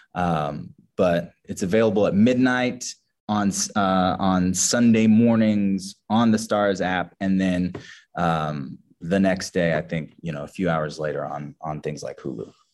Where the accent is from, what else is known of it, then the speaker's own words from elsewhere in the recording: Kansas City, Missouri, United States; I grew up in a very, a predominantly white uh, community in the Midwest. I'm from Kansas City, Missouri